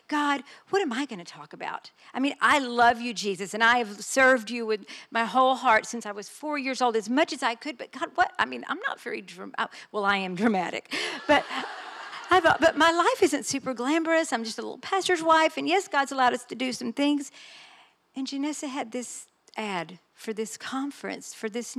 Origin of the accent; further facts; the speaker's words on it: Texas, United States; I am just Texan